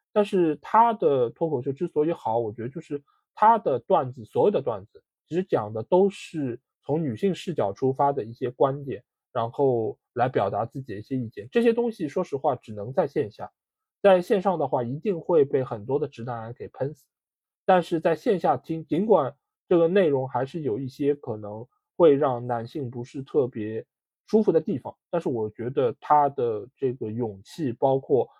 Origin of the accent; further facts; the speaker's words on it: Shanghai, China; 我们出生在上海的一些人